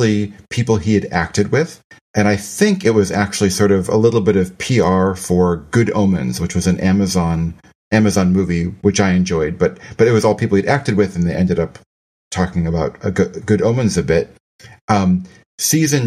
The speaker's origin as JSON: {"language": "English", "country": "United States", "said": "As an American"}